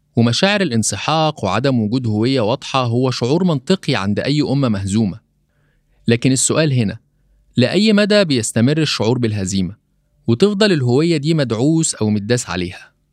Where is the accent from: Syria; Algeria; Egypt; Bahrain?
Egypt; also born or lived in Poland / Uganda; كمصري بيعيش في القارة الأفريقية